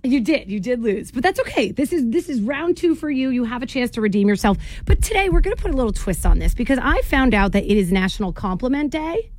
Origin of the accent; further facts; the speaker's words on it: Jersey Shore, New Jersey, United States; when I was 18, growing up in New Jersey on the Jersey Shore